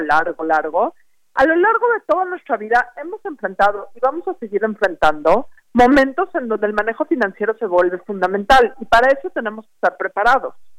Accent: Mexico; como mexicanos

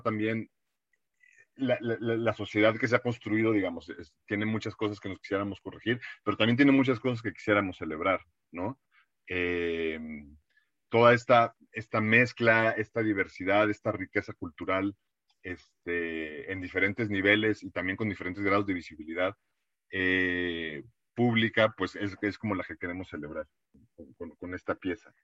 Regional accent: Mexico; habla mucho de nosotros, ya no como mexicanos

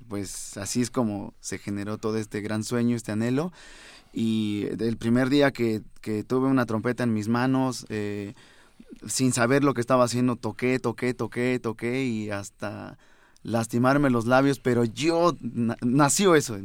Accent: Venustiano Carranza, Chiapas, Mexico; also born or lived in San Cristóbal de las Casas, Chiapas; now in Mexico City, Mexico; sí nací en San ah, Cristóbal, pero gran parte de mi vida eh, pasé en Venustiano Carranza, Chiapas

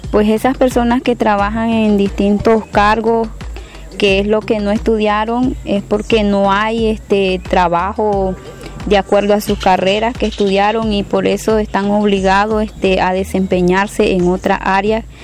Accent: Nicaragua; soy de Nicaragua, estudio la carrera de Administración de Empresa en la Universidad Huracán y Extensión Rosita

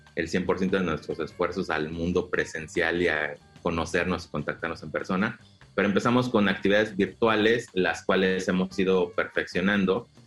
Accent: Mexico City, Mexico; moved away as an adult; now in Quintana Roo, Mexico; nosotros somos eh, originarios de la Ciudad de México, eh, anteriormente el Distrito Federal, o sea, somos chilangos. Nos trasladamos a Quintana Roo hace 11 años

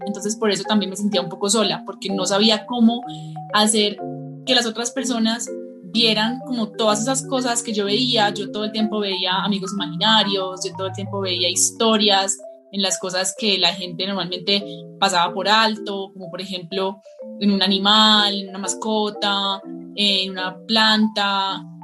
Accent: Colombia; yo soy una, en esencia, ilustradora, pero también soy escritora, de Colombia. Vivo en un pueblito muy hermoso que se llama El Retiro

